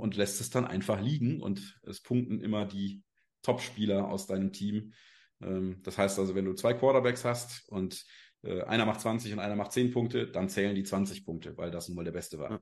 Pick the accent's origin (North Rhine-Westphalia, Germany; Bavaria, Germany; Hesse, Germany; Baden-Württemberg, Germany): North Rhine-Westphalia, Germany; Cologne; now in Rureifel, Germany; komme aus der schönen Ruhreifel, bin zwar gebürtiger Kölner, aber uns hat es mittlerweile aufs Land verschlagen